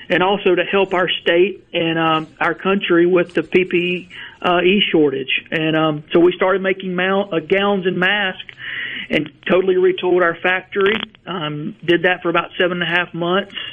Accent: Verona, Mississippi, United States; I grew up in Verona, just outside of Tupelo, and my factory is about 12 miles from the house I grew up in.

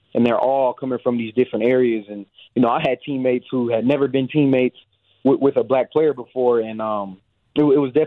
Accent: Dallas, Texas, United States; moved away as an adult; also born or lived in Madison, Wisconsin; I'm from Dallas, Texas

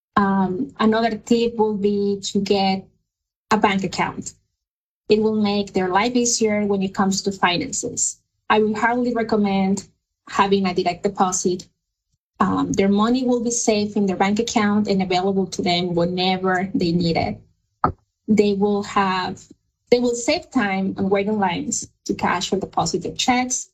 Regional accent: Mexico; English is a second language; moved away as an adult; now in United States

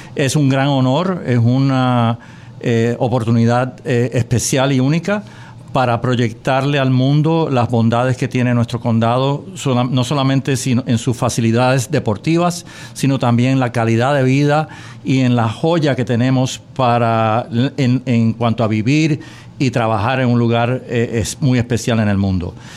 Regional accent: San Juan, Puerto Rico; now in Palm Beach County, United States; soy un puertorriqueño orgulloso y tengo la gran fortuna de que crecí eh, viviendo y, saboreando eh, partidos de béisbol en San Juan

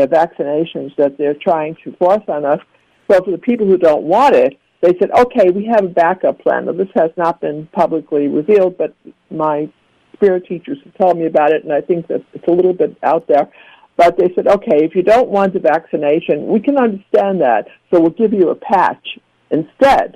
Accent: New York City, New York, United States; now in Florida, United States; I grew up in Brooklyn, New York, where you never saw sun

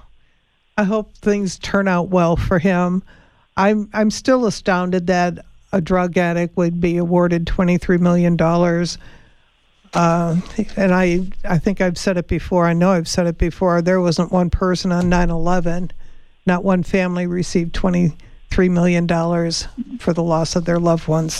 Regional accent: Chicago, Illinois, United States; now in Arizona, United States; I'm from Chicago

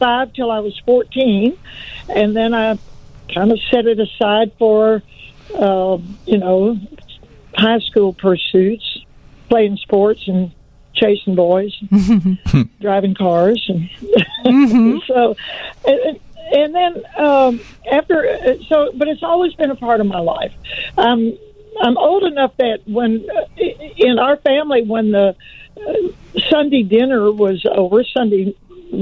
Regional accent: Louisiana, United States; now in Austin, United States; I grew up in Louisiana

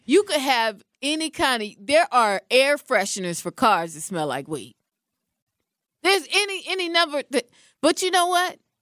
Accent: Washington, United States; now in Milwaukee, United States; I'm from Washington State, one of the original spots

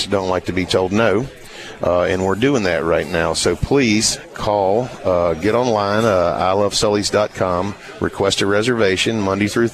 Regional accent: Virginia, United States; moved away; I'm from Virginia

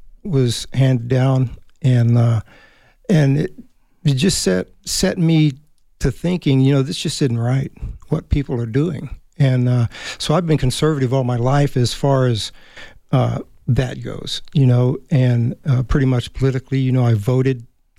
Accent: Germany; Germany, pretty much Germany. Dad worked for the government.

